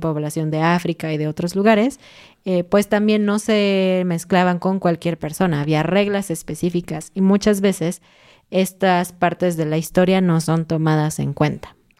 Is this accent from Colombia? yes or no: no; Mexico; yo soy mexicana